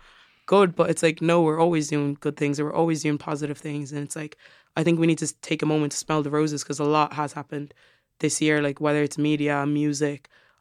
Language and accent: English; Tramore, Munster, Ireland; also born or lived in Cork; so I lived in the outskirts, so in Tremor.